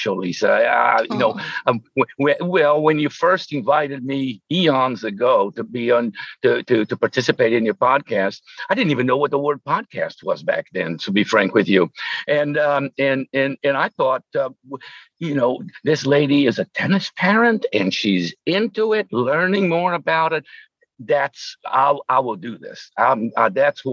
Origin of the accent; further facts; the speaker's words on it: São Paulo, Brazil; moved away as an adult; also born or lived in New York / Florida; I was born in Brazil, in São Paulo, Brazil